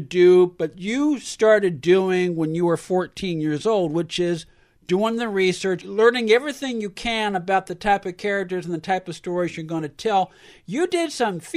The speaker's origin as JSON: {"language": "English", "town": "San Francisco", "region": "California", "country": "United States", "tie": "born or raised there", "said": "growing up in San Francisco"}